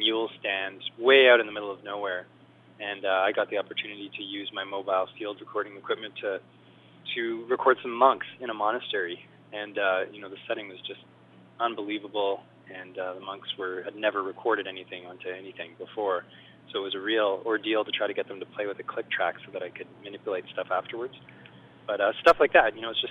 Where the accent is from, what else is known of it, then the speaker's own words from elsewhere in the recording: Montreal, Quebec, Canada; now in Vancouver, Canada; I grew up in Montreal, but I moved to Vancouver